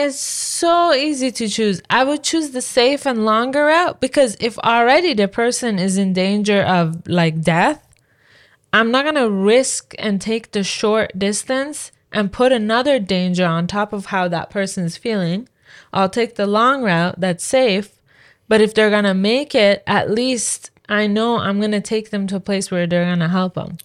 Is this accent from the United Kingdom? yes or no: no; Iran; now in Canada; It wasn't what I was used to from Iran